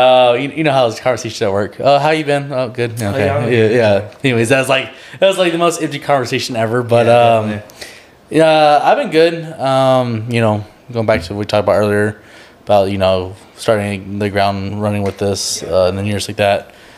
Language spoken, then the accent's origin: English; San Marcos, Texas, United States; obviously we're from San Marcos, so